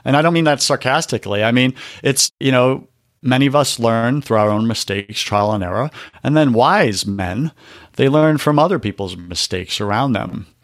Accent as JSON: {"language": "English", "region": "New York", "country": "United States", "said": "I'm from New York."}